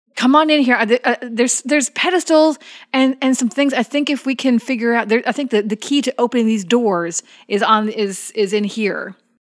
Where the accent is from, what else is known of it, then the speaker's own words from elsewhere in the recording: Chicago area, Midwest, Illinois, United States; accent: Midwest; I was raised in the Midwest by a Texan dad, so he has quite a pronounced Texas drawl. Then I have a Midwest accent thrown in there, and I, and it was the Chicago area